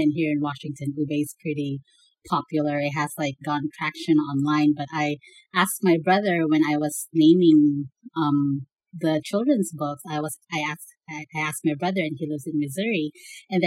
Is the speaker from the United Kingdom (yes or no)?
no; Naga, Bicol Region, Philippines; English is a second language; moved away as an adult; now in United States; I grew up in Naga City, Bicol, Philippines